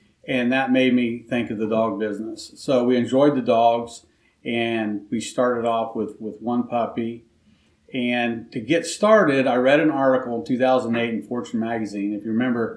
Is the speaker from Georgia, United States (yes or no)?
no; Knoxville, Iowa, United States; I'm born and raised in Knoxville. So I've lived there for pretty much 56 years of my life